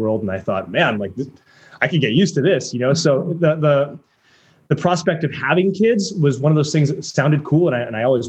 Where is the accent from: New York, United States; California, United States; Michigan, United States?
California, United States; San Diego; I was born and raised in South San Diego